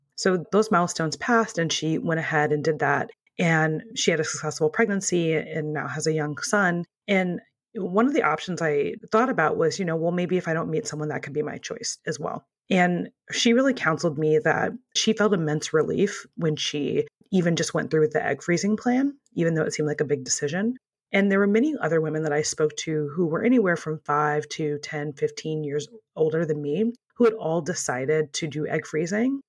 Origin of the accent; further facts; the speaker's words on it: Midwest, United States; moved away; also born or lived in Ohio; In my previous life, I used to live in Ohio, and I'm originally from the Midwest